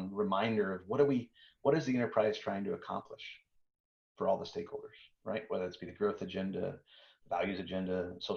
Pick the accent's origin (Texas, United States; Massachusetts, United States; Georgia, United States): Texas, United States; I'm from Texas